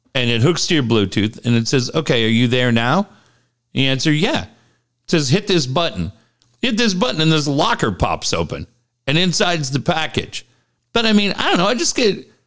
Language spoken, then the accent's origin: English; Minneapolis, Minnesota, United States; I grew up in Minneapolis